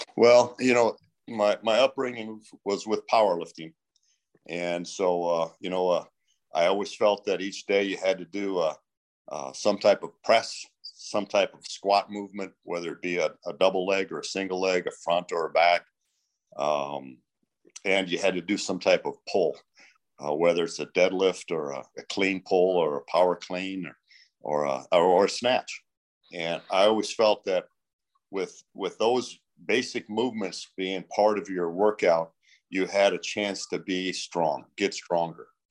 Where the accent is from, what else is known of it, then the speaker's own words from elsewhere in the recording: Minnesota, United States; moved away; I'm originally from Minnesota